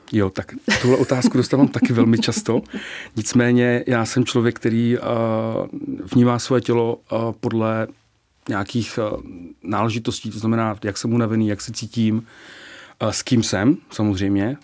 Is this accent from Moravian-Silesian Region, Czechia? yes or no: yes; Nový Jičín, Moravian-Silesian Region, Czechia; moved away as an adult; now in Prague, Czechia; já pocházím z Nového Čína, z Severní Moravy a někdy před 20 lety jsem se sem přestěhoval